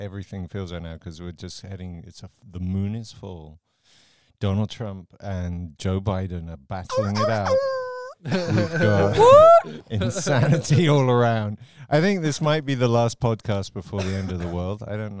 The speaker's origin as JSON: {"language": "English", "region": "London", "country": "United Kingdom", "tie": "born or raised there", "moved": "as an adult", "lives_now": "Switzerland", "said": "the party culture I grew up with in London"}